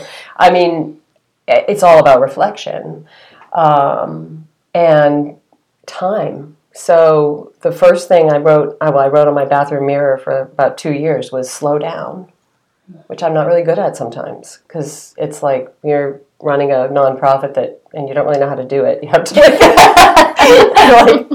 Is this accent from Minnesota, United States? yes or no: no; Cape Cod, Massachusetts, United States; I come from Cape Cod